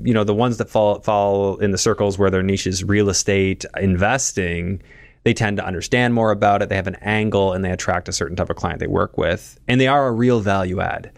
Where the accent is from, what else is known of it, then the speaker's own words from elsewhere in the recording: Canada; Being Canadian